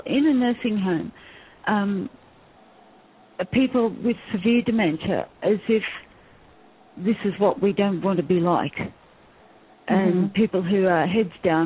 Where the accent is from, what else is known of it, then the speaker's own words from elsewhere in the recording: Australia; we're Australian